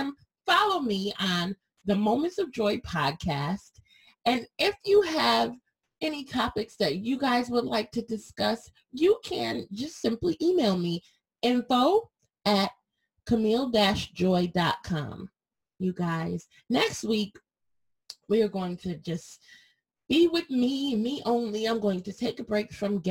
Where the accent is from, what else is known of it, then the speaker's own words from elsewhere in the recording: Connecticut, United States; I'm from Connecticut